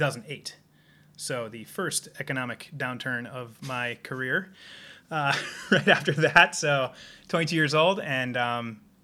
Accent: Simsbury, Connecticut, United States; also born or lived in Canada; now in Seattle, United States; I'm from the East Coast, Connecticut. Originally, we're sitting here in my house in Seattle, Washington

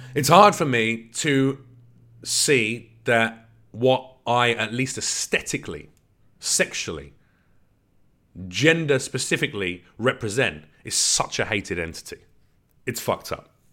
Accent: London, United Kingdom; I was born in England, in London.

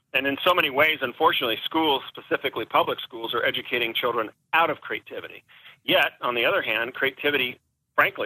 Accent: Newport Beach, California, United States; moved away as an adult; also born or lived in Wellesley, Massachusetts / San Diego, California; I grew up in Newport Beach, California

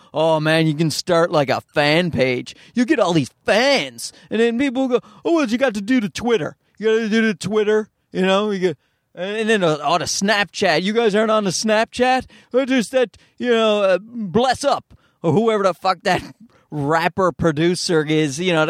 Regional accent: Newfoundland and Labrador, Canada; accent: Newfoundland; Like, I'm from Newfoundland, which is, if you don't know, because why the hell would you if you're not in Canada? But it's a very Irish part of Canada, so we have a distinct accent.

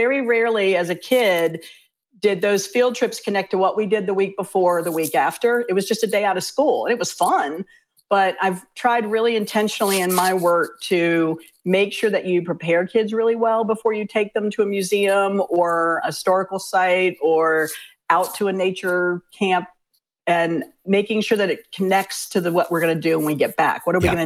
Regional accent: Fairfax County, Virginia, United States; also born or lived in Richmond, Virginia; the folks where we grew up in Fairfax County

